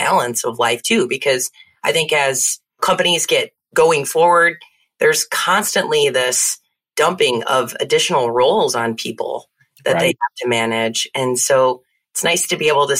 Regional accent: Naperville, Illinois, United States; moved away as an adult; now in Texas, United States; I grew up in Naperville, Illinois.

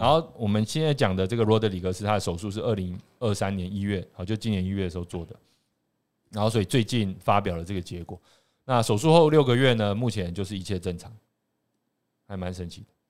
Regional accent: Taiwan; 我们台湾人

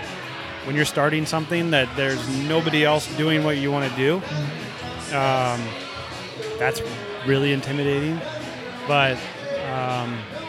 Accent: Kansas, United States; moved away as an adult; now in Arizona, United States; We are originally from Kansas

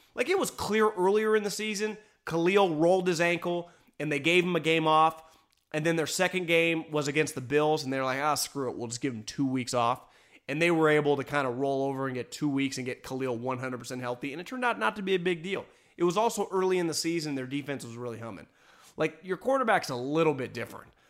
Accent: West Coast, United States; I grew up on the West Coast. I grew up going to Cal football games.

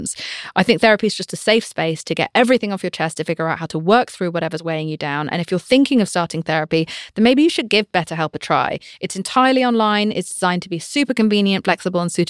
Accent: United Kingdom; I'm British

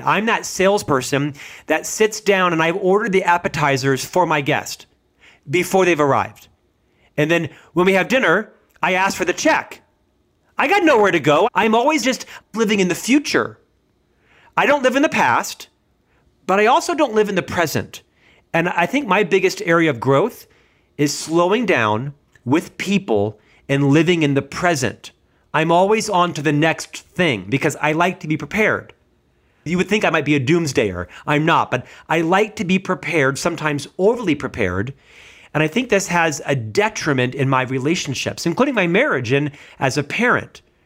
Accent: United States; as an American

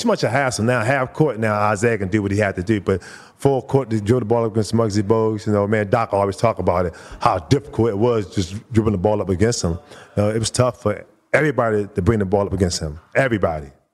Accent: Baltimore, Maryland, United States; moved away; growing up in Baltimore

